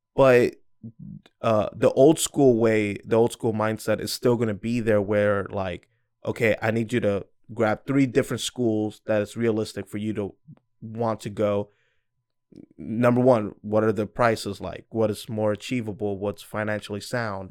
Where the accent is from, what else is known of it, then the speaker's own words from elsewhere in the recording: Georgia, United States; also born or lived in New York; I was born in New York and moved to Georgia. I didn't get a say, I was just a kid.